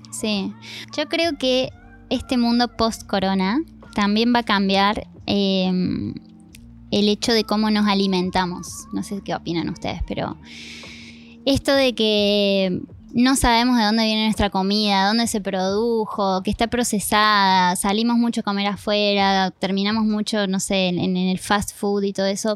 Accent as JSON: {"language": "Spanish", "country": "Argentina", "moved": "yes", "said": "soy argentina"}